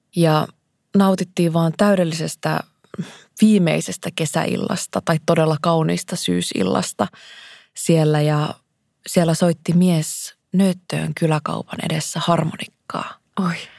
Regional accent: Kuusamo, North Ostrobothnia, Finland; Mä oon kasvanut Kuusamossa, Järvi-Suomessa

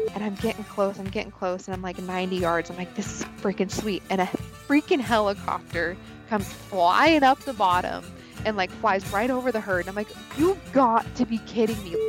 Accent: Idaho, United States; I am from Idaho, um, born and raised here

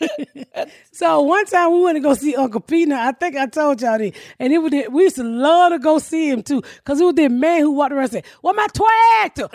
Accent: Georgia, United States; I'm from Georgia

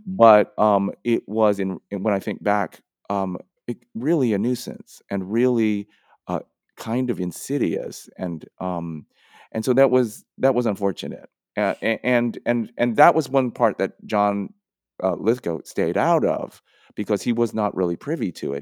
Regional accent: San Francisco, California, United States; who I grew up with in San Francisco

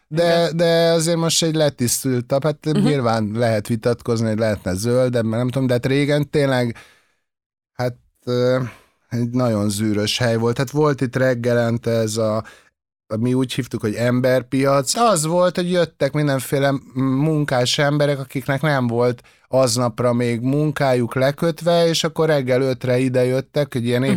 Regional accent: Budapest, Hungary; itt születtem a, a Kútvölgyibe

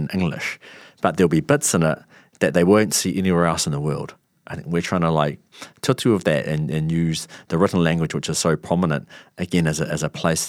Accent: New Zealand; when I think about growing up in New Zealand

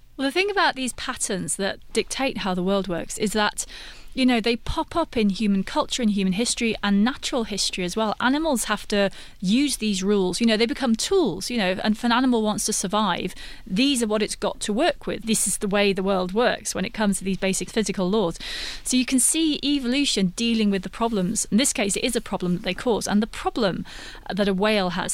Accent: United Kingdom; I'm British

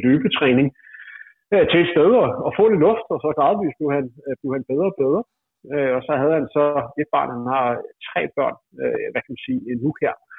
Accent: near Gentofte, Capital Region of Denmark, Denmark; i Gentofte, et par kilometer fra der, hvor jeg voksede op

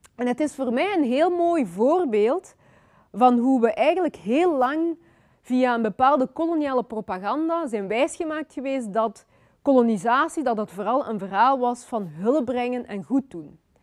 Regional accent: Flanders, Belgium; also born or lived in Kinshasa, Democratic Republic of the Congo; Ik ben geboren in Congo ehm, in 1984. En ik ben daarna als, op vrij jonge leeftijd eh, naar België gekomen. Ik ben hier opgegroeid.

